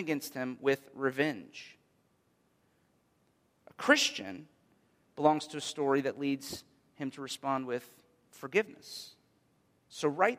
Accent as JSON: {"language": "English", "country": "United States", "said": "as an American people"}